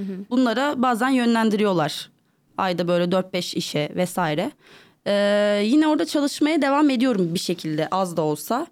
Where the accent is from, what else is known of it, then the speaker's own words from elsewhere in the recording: Istanbul, Turkey; doğma büyüme buralıyım İstanbulluyum hmm. e, ve e, artık Avrupa yakası, Avrupa yakasında büyüdüm ben